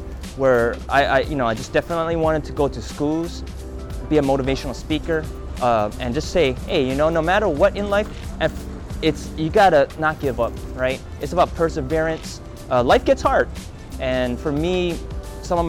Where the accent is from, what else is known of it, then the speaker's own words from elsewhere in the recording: Honolulu, Hawaii, United States; I was born and raised on Oahu in Honolulu, here in Chinatown.